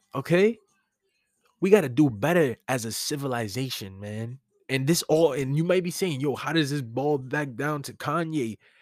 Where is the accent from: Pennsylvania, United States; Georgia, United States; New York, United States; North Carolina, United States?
New York, United States; New York City; As a New Yorker